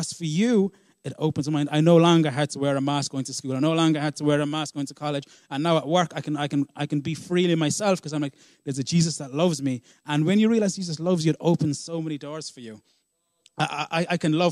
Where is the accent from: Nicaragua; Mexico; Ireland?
Ireland; also born or lived in South Africa; when I was seven, I moved to Ireland from South Africa with my father.